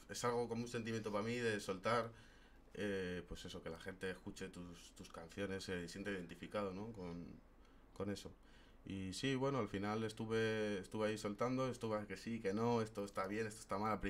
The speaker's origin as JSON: {"language": "Spanish", "town": "Madrid", "region": "Community of Madrid", "country": "Spain", "said": "Sí, soy español de aquí. ¿De {S1} Madrid, Madrid? {S0} De Madrid"}